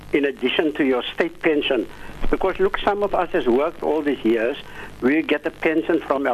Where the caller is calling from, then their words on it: Cape Town, Western Cape, South Africa; I'm phoning from the Cape Flats, Athlone area.